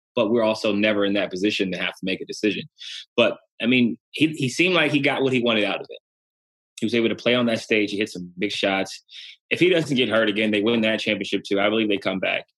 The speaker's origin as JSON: {"language": "English", "region": "Ohio", "country": "United States", "moved": "yes", "said": "I'm from Ohio"}